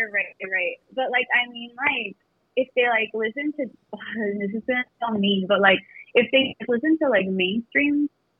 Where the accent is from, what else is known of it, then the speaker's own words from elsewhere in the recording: Imperial Valley, California, United States; moved away as an adult; now in Phoenix, United States; I'm 31. I live in Phoenix, but I'm originally from California.